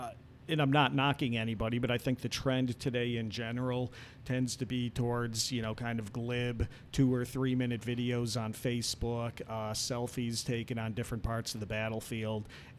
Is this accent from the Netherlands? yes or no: no; Western New York, United States; moved away as an adult; now in Gettysburg, United States; I'm originally from Western New York